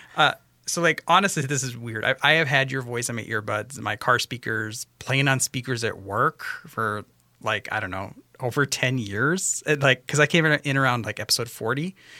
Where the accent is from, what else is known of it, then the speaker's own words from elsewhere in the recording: Western Washington, United States; now in Minnesota, United States; I grew up in Western Washington